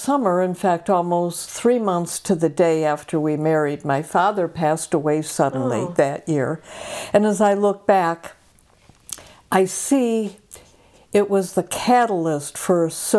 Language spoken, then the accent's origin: English; Chicago, Illinois, United States; I was born and raised in Chicago. My parents were good, dependable German-Irish folks